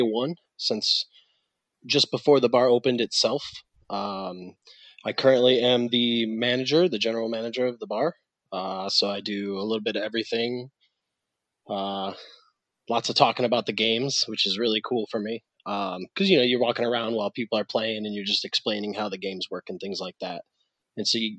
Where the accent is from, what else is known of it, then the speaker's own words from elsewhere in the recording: Detroit, Michigan, United States; moved away as an adult; now in Fort Lauderdale, United States; I'm actually from just outside Detroit in Michigan.